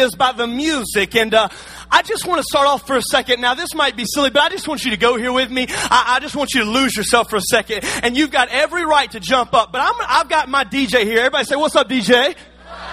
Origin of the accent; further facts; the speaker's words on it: Alabama, United States; See, I'm from Alabama.